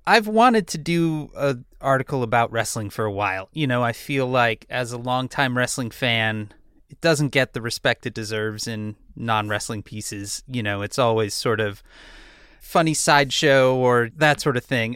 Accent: Chicago, Illinois, United States; I'm from Chicago. I'm from the punk scene in Chicago.

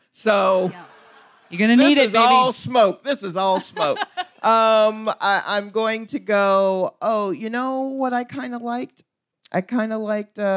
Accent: Atlanta, Georgia, United States; I grew up in Atlanta

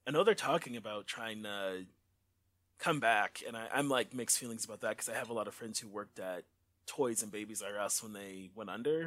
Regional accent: Detroit, Michigan, United States; also born or lived in Inkster, Michigan / Grand Rapids, Michigan; I grew up in Inkster and Detroit 'cause my parents were divorced

